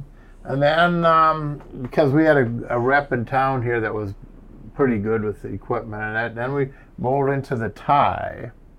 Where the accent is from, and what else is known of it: Beaver Dam, Wisconsin, United States; born or raised there